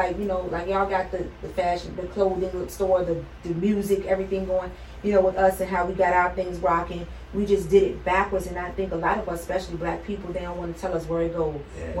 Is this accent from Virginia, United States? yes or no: yes; Richmond, Virginia, United States; also born or lived in Washington, District of Columbia, United States; I'm from DC, and I moved here when I think I was 6 or 7 or whatever.